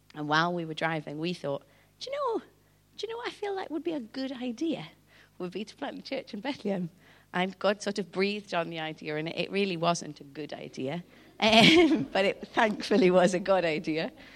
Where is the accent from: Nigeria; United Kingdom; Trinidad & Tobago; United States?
United Kingdom; Newcastle upon Tyne, North East England; moved away as an adult; now in South Africa; I'm from Newcastle originally